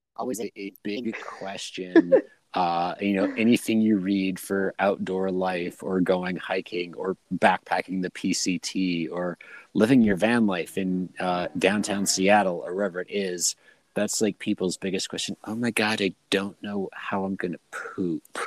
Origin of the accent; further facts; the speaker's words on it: Scotland, United Kingdom; I'm from Scotland